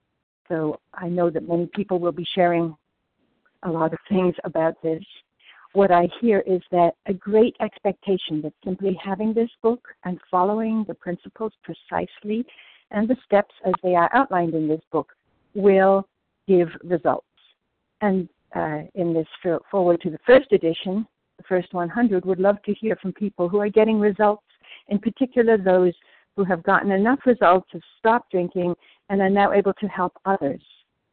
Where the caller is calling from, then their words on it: New Jersey, United States; in New Jersey.